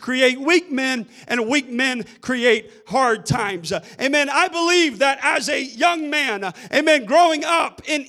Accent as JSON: {"language": "English", "country": "United States", "tie": "born or raised there", "said": "As an American child, I grew up in a nation"}